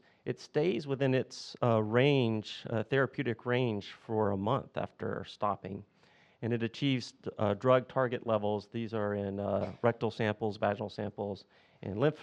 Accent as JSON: {"language": "English", "region": "the South", "country": "United States", "accent": "southern", "said": "my southern accent"}